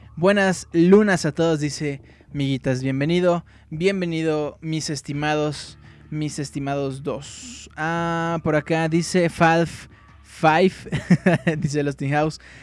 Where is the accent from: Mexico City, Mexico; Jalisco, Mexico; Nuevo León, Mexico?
Mexico City, Mexico; Yo soy del Distrito Federal. Chilango